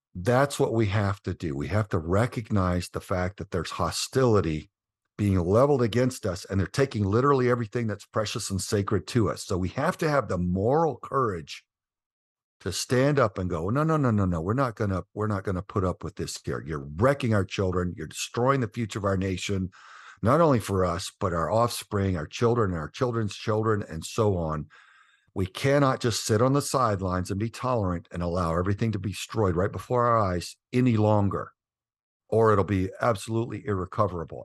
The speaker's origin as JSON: {"language": "English", "region": "Southern Texas", "country": "United States", "tie": "born or raised there", "said": "we grew up in Southern Texas"}